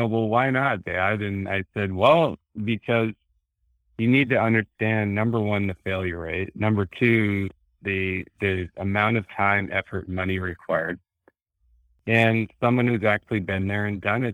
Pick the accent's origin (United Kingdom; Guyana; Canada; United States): United States; North Dakota; moved away; I grew up in North Dakota, blue collar family, came out here by myself and kind of made it on my own